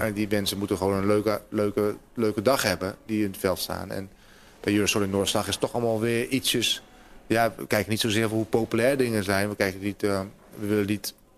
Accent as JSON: {"language": "Dutch", "town": "Hoogezand", "region": "Groningen", "country": "Netherlands", "tie": "born or raised there", "moved": "as an adult", "lives_now": "Groningen, Netherlands", "said": "toen ik in Hoge Zand woonde"}